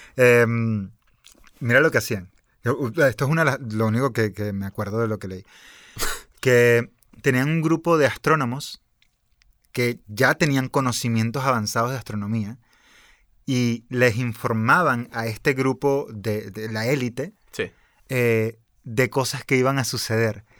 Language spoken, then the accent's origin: Spanish; Venezuela; mi país, por ejemplo, con Venezuela